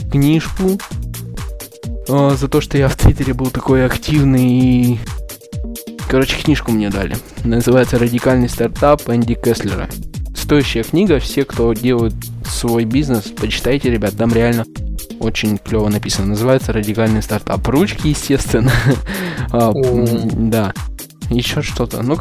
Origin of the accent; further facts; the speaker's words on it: Perm, Perm Krai, Russia; слушал спикера из Перми, я сам из Перми.